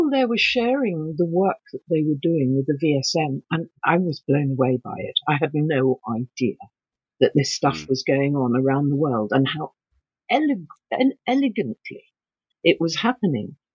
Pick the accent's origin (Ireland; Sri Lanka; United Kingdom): United Kingdom; England; Um, I'm allowed to say this because I'm English.